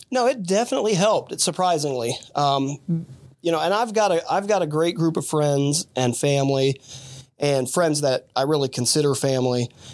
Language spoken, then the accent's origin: English; Dayton, Ohio, United States; also born or lived in Fairborn, Ohio; the Dayton area